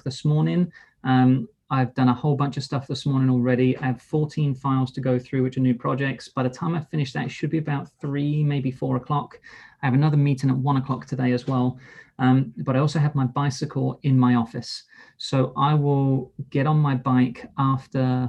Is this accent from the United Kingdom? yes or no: yes; England, United Kingdom; I'm English